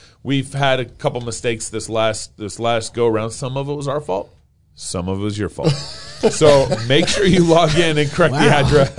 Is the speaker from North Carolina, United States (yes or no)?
no; Texas, United States; I'm a Texan trying to read Arabic.